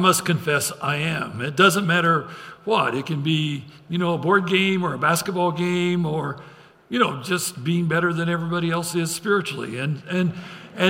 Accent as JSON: {"language": "English", "region": "Idaho", "country": "United States", "tie": "born or raised there", "said": "I grew up in Idaho"}